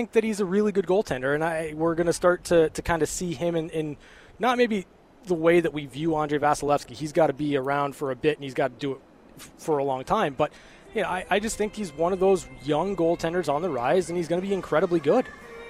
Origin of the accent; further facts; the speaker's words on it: California, United States; now in Las Vegas, United States; growing up in California